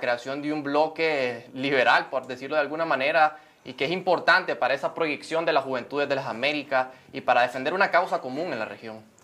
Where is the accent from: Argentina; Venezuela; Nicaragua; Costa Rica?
Nicaragua